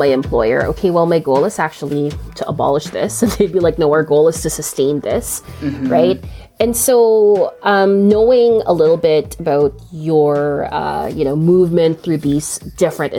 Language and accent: English; Canada; As a Canadian